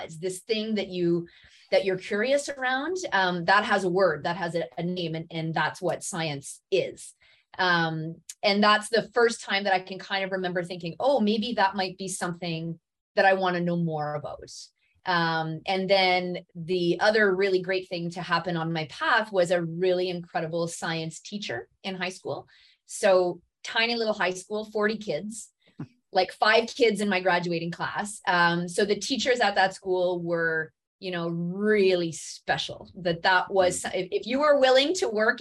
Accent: Smooth Rock Falls, Ontario, Canada; now in Sudbury, Canada; I grew up north of Timmins in a tiny little town called Smooth Rock Falls

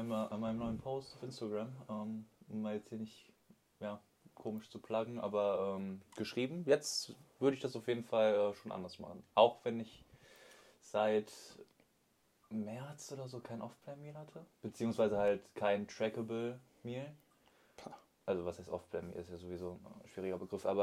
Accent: Solingen, North Rhine-Westphalia, Germany; ich bin 21 und ich komme aus Solingen.

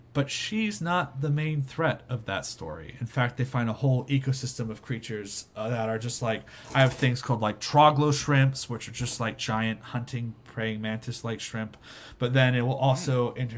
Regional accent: Houston, Texas, United States; I was born in Houston

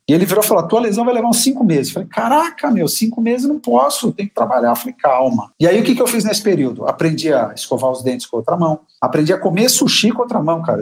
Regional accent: Brazil; A nossa cultura, como brasileiros

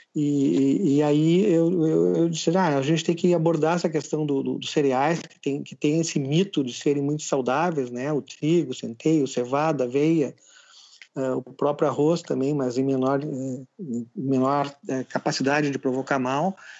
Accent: Rio Grande do Sul, Brazil; eu sou gaúcho

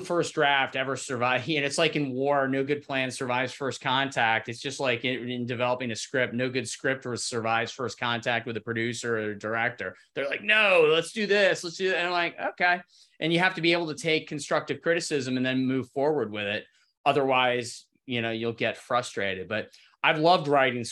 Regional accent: Cincinnati, Ohio, United States; I grew up in the Midwest, in Cincinnati.

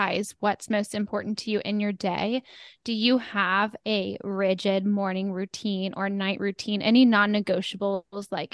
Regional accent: New York, United States; I am a New Yorker

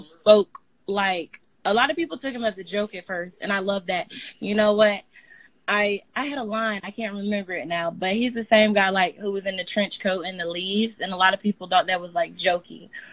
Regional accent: Georgia, United States; also born or lived in Panama; So I live in Georgia, not Atlanta

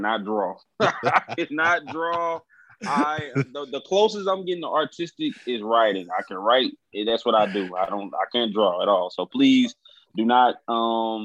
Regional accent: Little Rock, Arkansas, United States; Originally born and raised in Little Rock, Arkansas

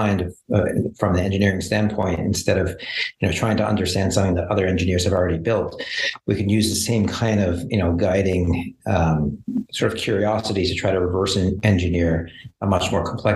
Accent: Montreal, Quebec, Canada; moved away; also born or lived in Kingston, Ontario / San Diego; I grew up in Montreal.

